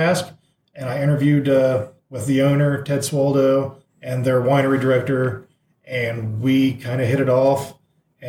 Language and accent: English; Washington Court House, Ohio, United States; I grew up in Washington Courthouse, Ohio, so about an hour from here